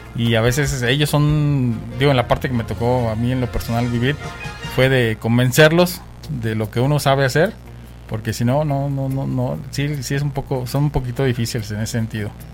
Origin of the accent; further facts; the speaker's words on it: Mexico; moved away; also born or lived in Vancouver; nosotros como latinos digo y como mexicanos